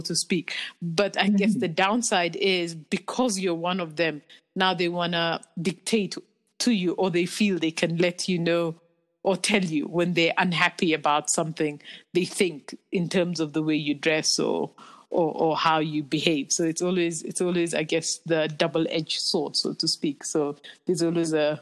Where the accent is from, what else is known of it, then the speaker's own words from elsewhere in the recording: Kenya; moved away as an adult; now in South Africa; I lived in Kenya, and you constantly have this sense of being a foreigner in this in the country that you're born